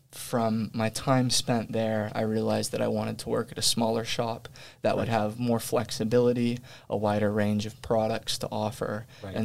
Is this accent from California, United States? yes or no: yes; Sacramento, California, United States; also born or lived in Los Angeles; just wanted to get back up home where I was raised in Sacramento